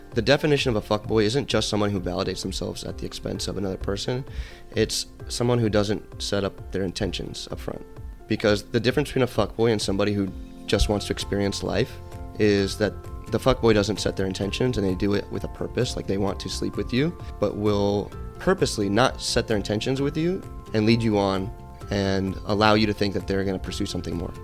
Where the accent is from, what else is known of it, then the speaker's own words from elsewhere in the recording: Atlanta, Georgia, United States; moved away as an adult; also born or lived in Connecticut; now in Los Angeles, United States; I grew up in Atlanta. I c, actually moved there when I was ten years old